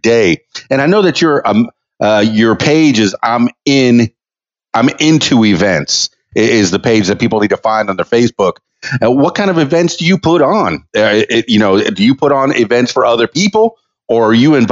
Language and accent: English; Miami, Florida, United States; also born or lived in Winter Park, Florida; I was born and raised in Miami